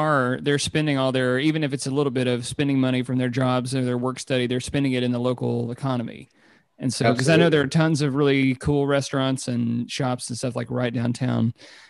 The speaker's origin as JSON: {"language": "English", "town": "Mount Sterling", "region": "Kentucky", "country": "United States", "tie": "born or raised there", "also_born_or_lived": "Berea, United States", "said": "growing up in Mount Sterling in Berea"}